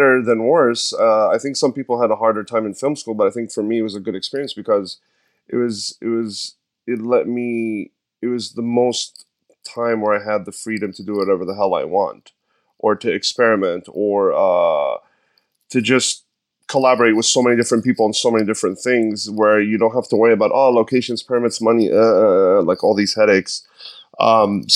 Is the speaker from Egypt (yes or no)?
yes; Egypt; also born or lived in New York / San Francisco; now in Los Angeles, United States; I was born in Egypt in 1984. I grew up in a middle-class family. At some point, I had to leave the country